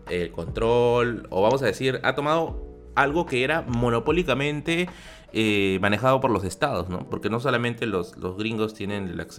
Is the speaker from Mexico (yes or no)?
no; Peru